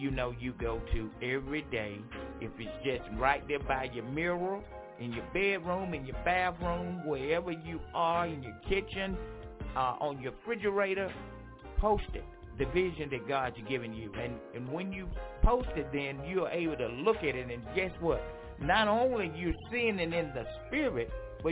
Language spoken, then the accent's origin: English; Franklinton, North Carolina, United States; my hometown, Franklinton, North Carolina.